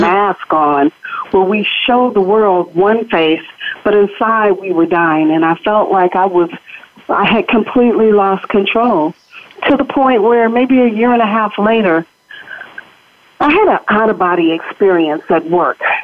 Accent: Los Angeles, California, United States; I'm born and raised in Los Angeles

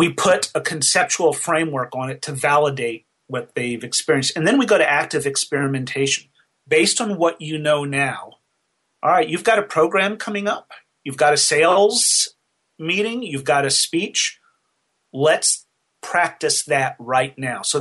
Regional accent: Nashville, Tennessee, United States; I did a program here in my hometown. I'm in Nashville, Tennessee

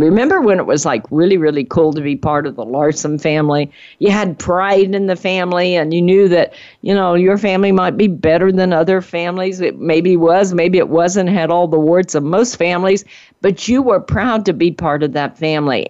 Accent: Cajun, Louisiana, United States; accent: Cajun; my Cajun accent

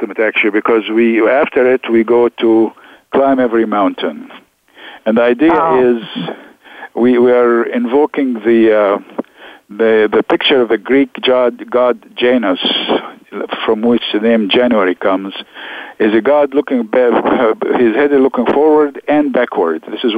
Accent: Alexandria, Alexandria Governorate, Egypt; English is a second language; moved away as an adult; also born or lived in Rochester, Minnesota / New Haven, Connecticut; now in United States; we grew up in Alexandria, and we spoke Arabic, of course, but we also went to the American

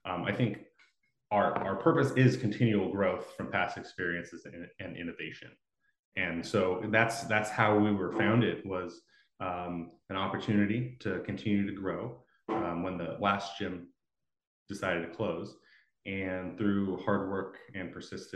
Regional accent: Los Angeles, California, United States; moved away as an adult; also born or lived in Oregon; I moved up from Los Angeles. I grew up there too

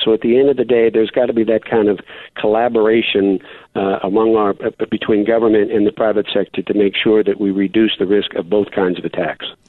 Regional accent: Erie, Pennsylvania, United States; my hometown of Erie, Pennsylvania

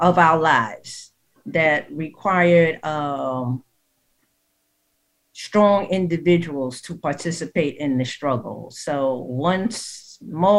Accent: New York City, New York, United States; I grew up in the St. Nicholas Projects

